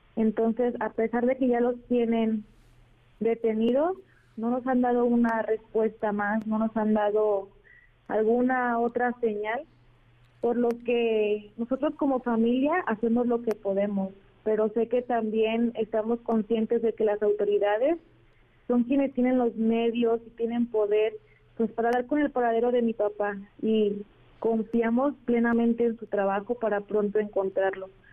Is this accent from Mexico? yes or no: yes; Arandas, Jalisco, Mexico; somos de Arandas, Jalisco